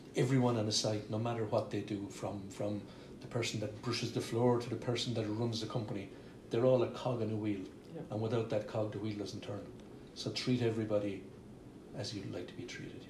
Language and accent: English; Ireland; now in London, United Kingdom